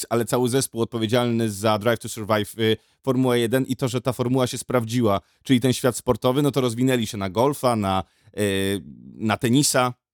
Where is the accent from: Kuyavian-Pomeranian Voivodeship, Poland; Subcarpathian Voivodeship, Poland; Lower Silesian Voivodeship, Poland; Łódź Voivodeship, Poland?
Łódź Voivodeship, Poland; Łódź; Ja jestem młodziak Łodziak